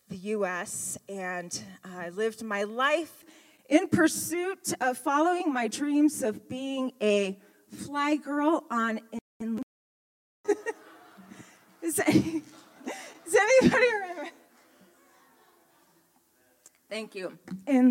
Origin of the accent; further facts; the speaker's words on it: Omaha, Nebraska, United States; I was raised in Omaha, Nebraska. Yep, I'm a Midwestern girl